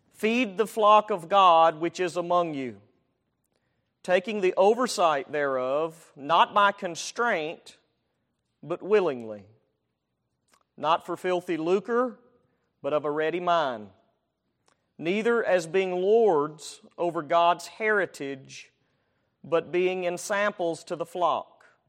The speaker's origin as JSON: {"language": "English", "region": "Alabama", "country": "United States", "said": "I'm from Al-, Alabama"}